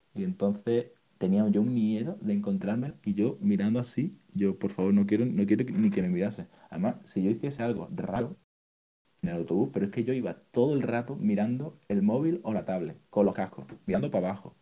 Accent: Málaga, Andalusia, Spain; Yo soy de Málaga

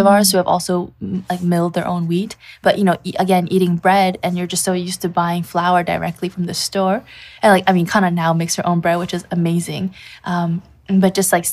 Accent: Canada; moved away as an adult; now in Kamikatsu, Japan; growing up in Canada

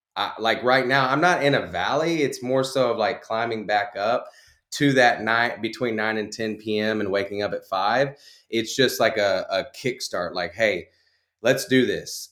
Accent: Conroe, Texas, United States; born and raised in Conroe, Texas.

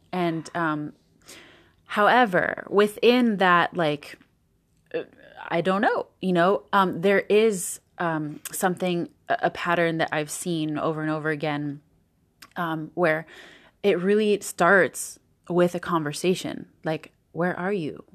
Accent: Southern California, United States; moved away as an adult; also born or lived in Tahoe, California; now in New York, United States; in Southern California

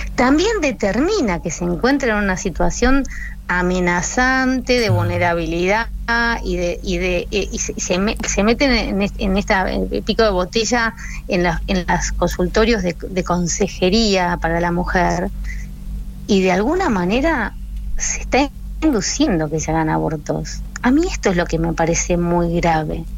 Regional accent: Argentina; nuestros compatriotas, nuestros hermanos argentinos

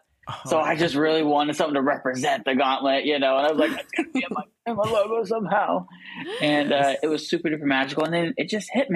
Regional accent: Washington, United States; moved away as an adult; now in Celebration, United States; I'm from Washington State

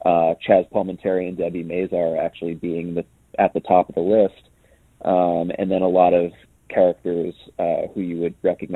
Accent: New York, United States; I'm born and raised in New York. I don't have an accent for whatever reason.

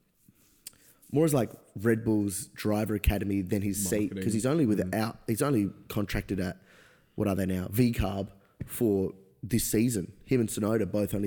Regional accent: Australia; as an Australian F1 fan

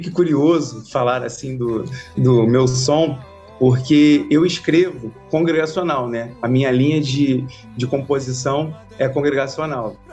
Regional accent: Salvador, Bahia, Brazil; now in Rio de Janeiro, Brazil; 36 anos, nascido em Salvador, Bahia e naturalizado carioca

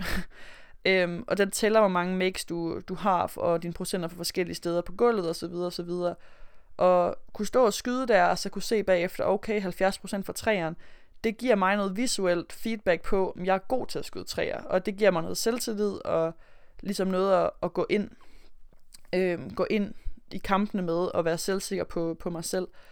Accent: Aarhus, Central Denmark Region, Denmark; moved away as an adult; also born or lived in Melbourne, Australia; nu er jeg jo fra Aarhus af

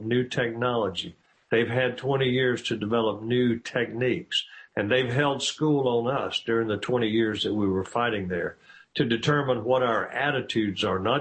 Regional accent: United States; as an American

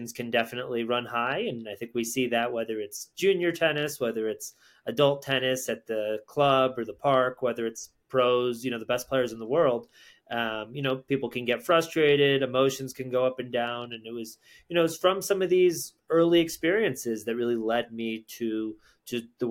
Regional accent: Connecticut, United States; I grew up in Connecticut.

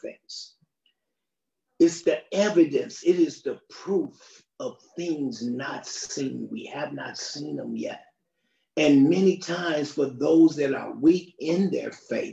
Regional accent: United States; I'm from the United States

